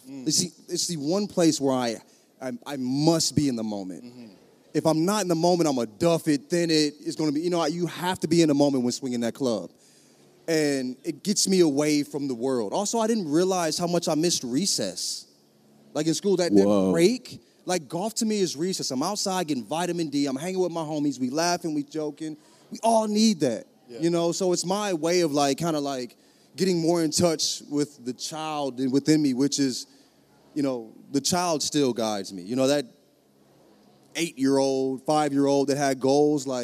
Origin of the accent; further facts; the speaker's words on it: St. Louis, Missouri, United States; also born or lived in the South; I'm from St. Louis. Grew up in the South.